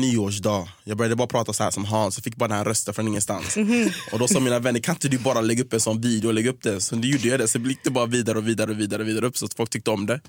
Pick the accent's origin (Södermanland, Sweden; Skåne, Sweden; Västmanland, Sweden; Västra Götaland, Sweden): Västra Götaland, Sweden; Gothenburg; moved away as an adult; also born or lived in United States / Stockholm; Jag är från Göteborg, jag växte upp i Hisingen, så flyttade jag till Angered